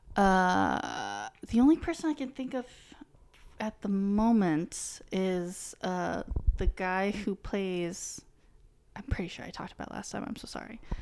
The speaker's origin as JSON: {"language": "English", "region": "New England", "country": "United States", "tie": "born or raised there", "said": "I had just always grown up in New England"}